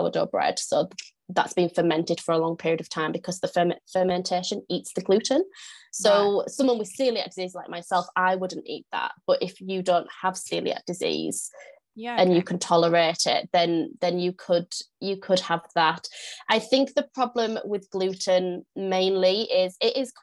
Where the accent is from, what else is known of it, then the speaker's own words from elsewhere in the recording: north of the UK, the north of England, United Kingdom; now in York, United Kingdom; if you can't tell from my accent, I am from the UK. I'm from the north of the UK. I live in York.